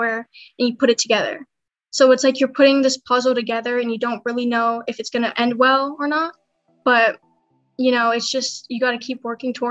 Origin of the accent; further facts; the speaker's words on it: San Diego, California, United States; I'm from San Diego, California.